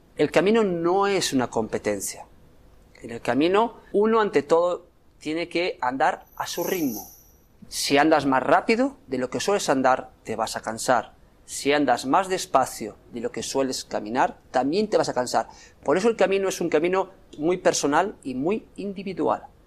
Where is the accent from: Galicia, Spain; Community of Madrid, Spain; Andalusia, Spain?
Galicia, Spain; Santiago de Compostela; Yo soy de Santiago